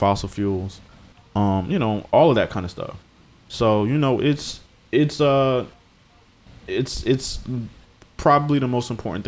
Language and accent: English; Hampton, Virginia, United States; A kid from Hampton, Virginia